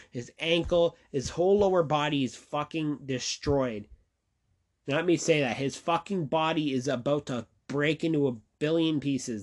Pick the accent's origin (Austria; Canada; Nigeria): Canada; I'm a Canadian